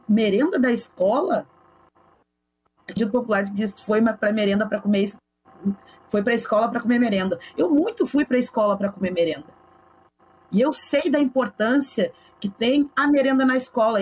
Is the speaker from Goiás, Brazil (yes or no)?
no; Porto Alegre, Rio Grande do Sul, Brazil; Eu nasci e me criei na Vila Cruzeiro